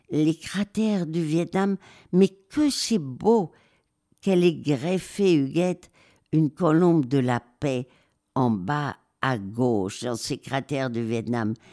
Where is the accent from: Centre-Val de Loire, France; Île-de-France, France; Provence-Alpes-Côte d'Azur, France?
Provence-Alpes-Côte d'Azur, France; Marseille; also born or lived in Madrid; je viens d'écrire tout sur mon enfance à Marseille et Madrid.